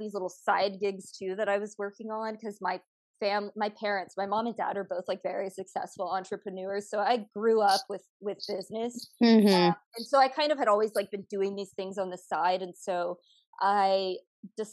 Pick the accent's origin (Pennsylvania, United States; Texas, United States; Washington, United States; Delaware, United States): Texas, United States; Houston; moved away as an adult; now in Los Angeles, United States; I was born and raised in Houston, Texas